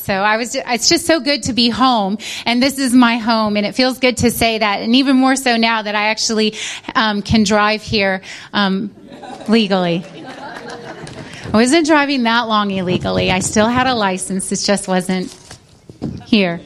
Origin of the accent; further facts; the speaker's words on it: United States; moved away as an adult; now in United Kingdom; I'm American, but forgive me. I'm British too because now I have a driver's license